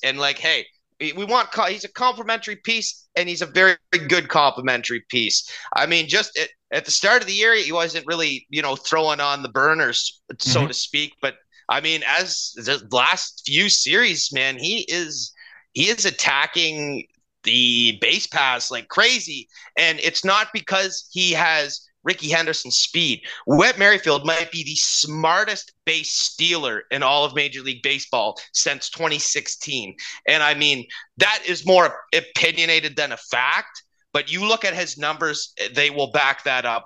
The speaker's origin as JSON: {"language": "English", "country": "Canada", "tie": "born or raised there", "said": "as Canadian kids"}